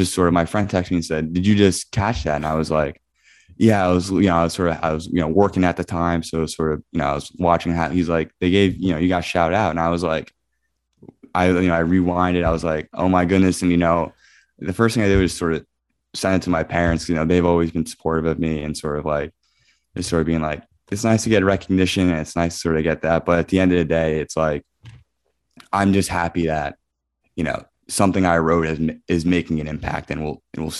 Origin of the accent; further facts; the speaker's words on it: Scotch Plains, New Jersey, United States; I grew up in Scotch Plains, New Jersey